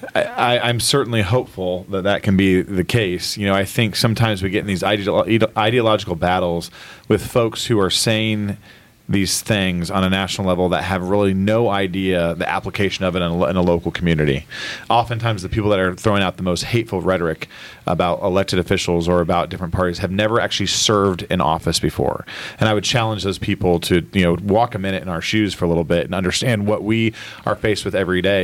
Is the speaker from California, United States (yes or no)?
no; Noblesville, Indiana, United States; I was born and raised in Noblesville